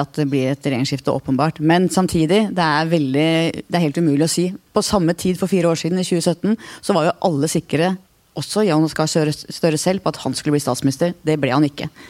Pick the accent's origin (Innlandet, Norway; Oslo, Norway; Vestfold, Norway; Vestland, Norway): Oslo, Norway; Jeg vokste opp eh, på Manglerud